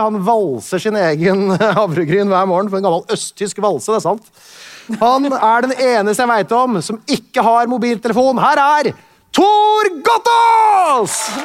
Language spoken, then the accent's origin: Norwegian; Tønsberg, Vestfold, Norway; jeg er fra Tønsberg